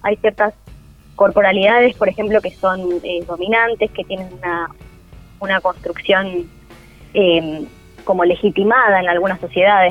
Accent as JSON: {"language": "Spanish", "country": "Argentina", "said": "nosotros como argentinos"}